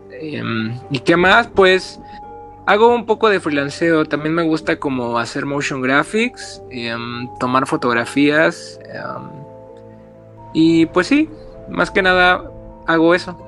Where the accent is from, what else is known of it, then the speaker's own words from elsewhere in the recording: Mexico; como buen mexicano